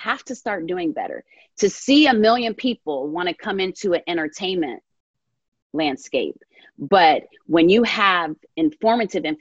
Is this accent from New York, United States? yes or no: no; New Jersey, United States; I grew up in North Jersey